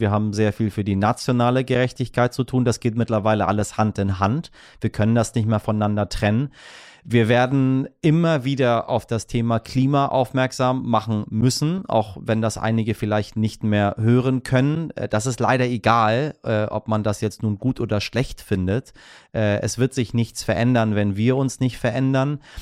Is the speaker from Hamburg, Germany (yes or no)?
yes; Hamburg, Germany; als Hamburger